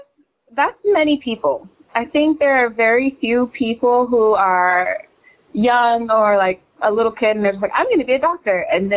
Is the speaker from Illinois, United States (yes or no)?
no; New York City, New York, United States; growing up in a very different setting in the concrete jungle of Brooklyn, New York.